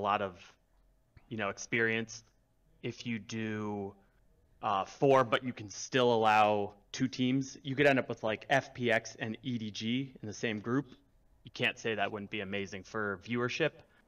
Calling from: Maryland, United States; Just outside D.C. in Maryland.

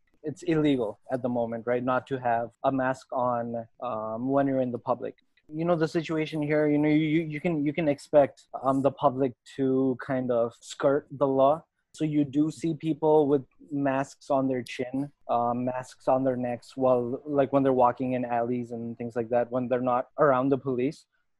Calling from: Nepal; I'm speaking from Nepal, and here there is a mask mandate.

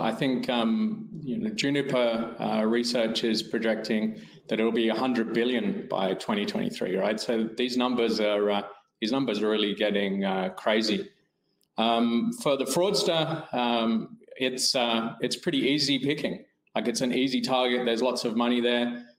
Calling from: Perth, Western Australia, Australia; From Perth, Australia this morning.

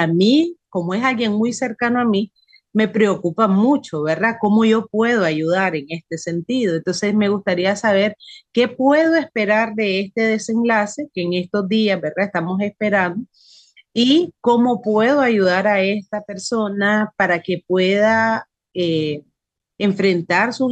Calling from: Nicaragua; Buenas tardes … de Nicaragua, espero que se encuentre

